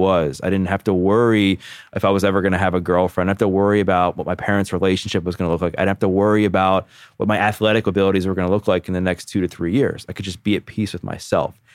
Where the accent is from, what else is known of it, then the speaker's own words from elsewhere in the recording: Baltimore, Maryland, United States; I grew up born and raised in Baltimore, Maryland, have never left my hometown